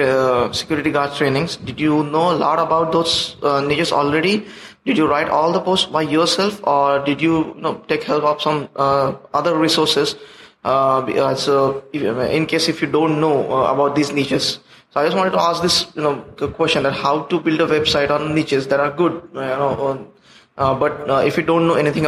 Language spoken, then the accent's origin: English; India; I'm from India.